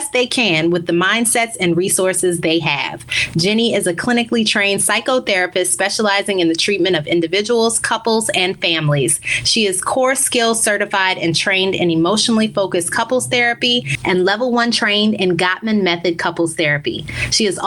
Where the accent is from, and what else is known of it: New Orleans, Louisiana, United States; born or raised there; moved away as an adult; also born or lived in Baltimore / Chicago / Dallas; now in Miami, United States